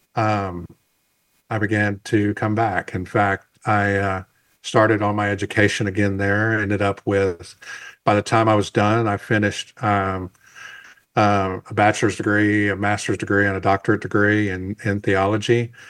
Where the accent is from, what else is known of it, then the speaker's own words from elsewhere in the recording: the South, United States; I'm from the South